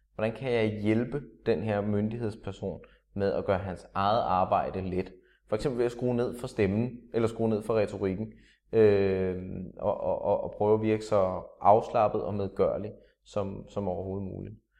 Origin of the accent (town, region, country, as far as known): Denmark